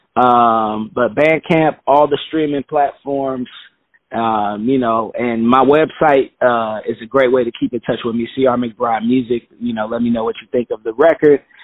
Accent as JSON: {"language": "English", "town": "Chicago", "region": "Illinois", "country": "United States", "tie": "born or raised there", "moved": "yes", "lives_now": "New York, United States", "said": "growing up in Chicago, grew up on the South Side"}